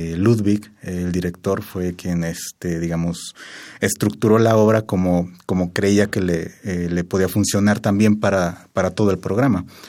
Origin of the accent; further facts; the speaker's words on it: Querétaro, Mexico; yo soy de Querétaro y vivo allá actualmente